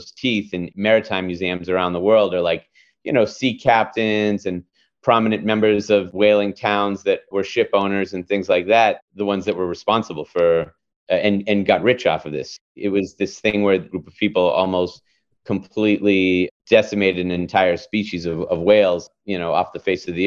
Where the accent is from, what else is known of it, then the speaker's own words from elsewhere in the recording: Massachusetts, United States; now in New York, United States; Growing up in Massachusetts